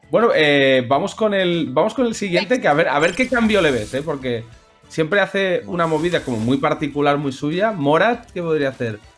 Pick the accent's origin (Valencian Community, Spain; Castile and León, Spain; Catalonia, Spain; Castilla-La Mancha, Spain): Catalonia, Spain; Barcelona; los que somos de Barna